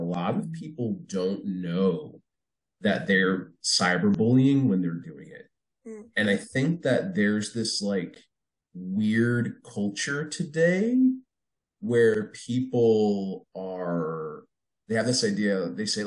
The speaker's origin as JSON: {"language": "English", "region": "New Jersey", "country": "United States", "tie": "born or raised there", "also_born_or_lived": "New York City", "said": "when I was a kid, I grew up in Jersey"}